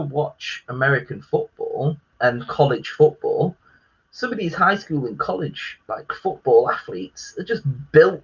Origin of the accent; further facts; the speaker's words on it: England, United Kingdom; I am British, obviously. I'm proud to be British, English